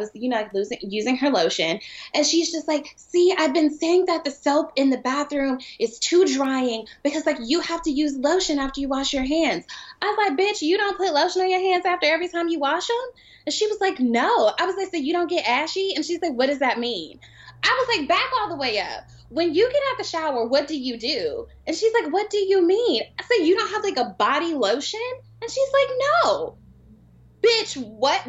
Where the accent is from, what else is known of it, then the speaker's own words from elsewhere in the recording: Atlanta, Georgia, United States; I'm from Atlanta